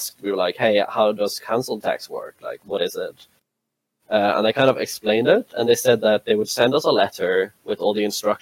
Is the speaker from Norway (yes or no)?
yes; Ålesund, Møre og Romsdal, Norway; moved away as an adult; also born or lived in Oslo, Norway; now in Scotland; I grew up, I was born in Oslo, and I lived there for a few years. And then we moved to Ålesund